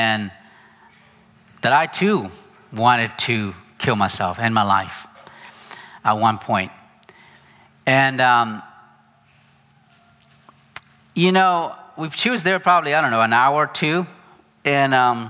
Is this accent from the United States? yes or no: yes; United States; moved away as an adult; I'm very American, actually.